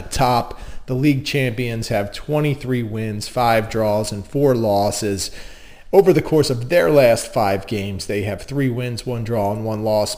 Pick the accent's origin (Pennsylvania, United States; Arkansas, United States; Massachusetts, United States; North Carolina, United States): Pennsylvania, United States; Delaware County; accent: Delco; I am a Delco native